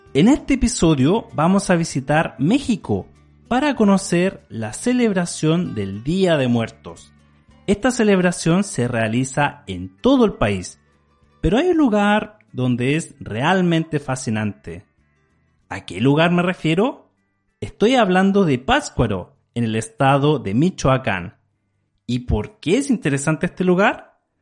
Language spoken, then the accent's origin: Spanish; Chile; En mi país, Chile, no hay nada similar en estas fechas